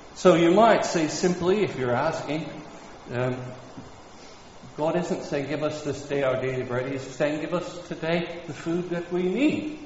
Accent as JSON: {"language": "English", "region": "Kansas", "country": "United States", "tie": "born or raised there", "moved": "yes", "said": "where I grew up in Kansas"}